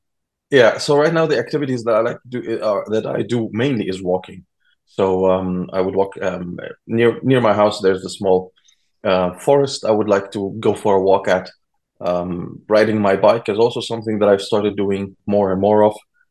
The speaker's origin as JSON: {"language": "English", "country": "Egypt", "tie": "born or raised there", "lives_now": "Germany", "said": "And I'm originally from Egypt, but I grew up between Germany and Egypt. And right now I've been living for 15 years back in Germany again."}